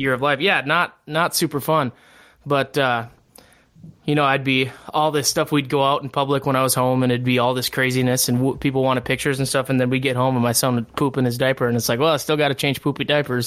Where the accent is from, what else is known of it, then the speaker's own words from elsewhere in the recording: Barron, Wisconsin, United States; I grew up in Barron, Wisconsin, and all of our families here